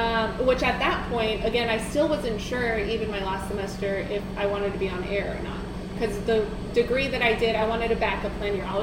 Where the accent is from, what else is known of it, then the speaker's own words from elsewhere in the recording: Phoenix, Arizona, United States; moved away as an adult; also born or lived in Pennsylvania / Victoria, Texas; now in Austin, United States; I grew up in Central Phoenix